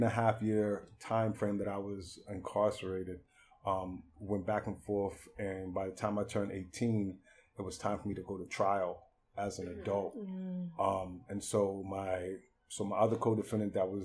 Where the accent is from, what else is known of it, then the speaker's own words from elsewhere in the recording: Boston, Massachusetts, United States; now in Baltimore, United States; I'm originally from Boston, Massachusetts